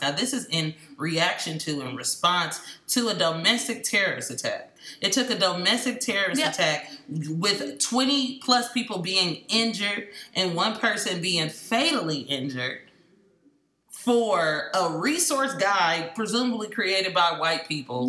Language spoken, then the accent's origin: English; Oakland, California, United States; also born or lived in Los Angeles, California; I'm from East Oakland, California